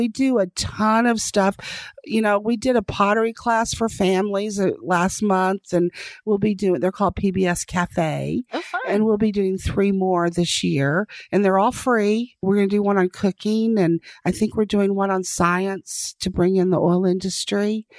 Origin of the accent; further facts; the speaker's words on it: Denver City, Texas, United States; I mean, I grew up in Denver City, Texas. So I grew up in the oil field and I'm very fortunate.